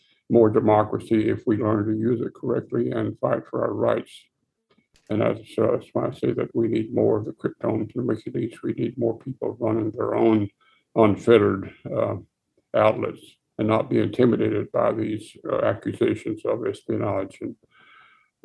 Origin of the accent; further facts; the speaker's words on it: Texas, United States; Being a Texan